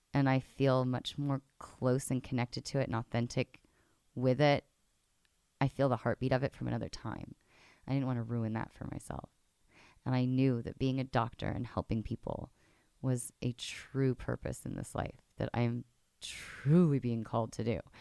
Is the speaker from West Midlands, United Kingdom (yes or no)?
no; London, United Kingdom; moved away; I'm from London originally